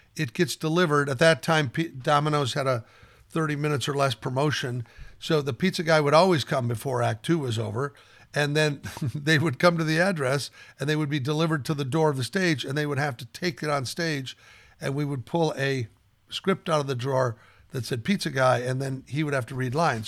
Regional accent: Omaha, Nebraska, United States; I grew up in Omaha, Nebraska

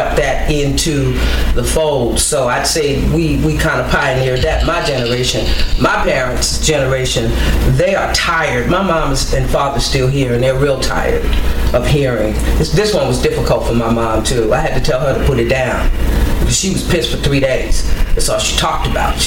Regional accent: New York City, New York, United States; moved away; also born or lived in Los Angeles, California / San Francisco, California / Washington, D.C. / Baltimore, Maryland; I was growing up, even in my mom's generation, growing up in New York, in Brooklyn, schools were always integrated

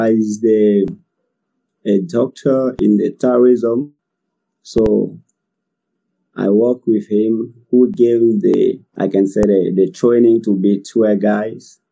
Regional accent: Côte d’Ivoire; English is a second language; from Ivory Coast

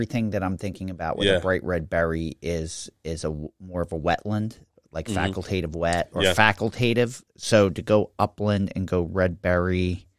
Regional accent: Pennsylvania, United States; accent: Philadelphia; even though I didn't grow up in Philadelphia, I grew up in the suburbs. My whole family was from Philadelphia. All my relatives were from Philadelphia. It's a very Philadelphia accent that I've mostly managed to get rid

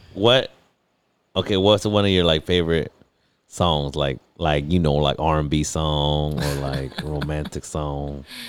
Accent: National City, California, United States; I'm from National City, there's parts of National City that aren't so nice

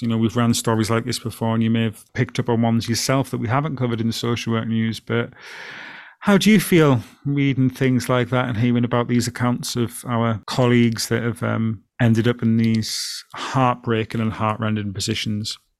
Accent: Alston, North West England, United Kingdom; growing up from my hometown of Alston

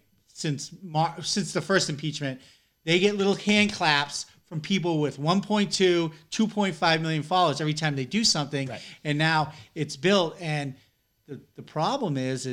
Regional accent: New Hampshire, United States; Growing up in New Hampshire

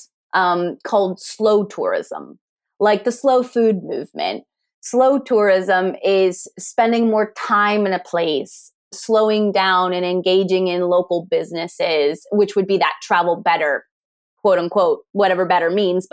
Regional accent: Pennsylvania, United States; also born or lived in California / Canada; now in Swansea, United Kingdom; the accent comes originally from the United States. I grew up in Pennsylvania and then eventually, you know, out to California

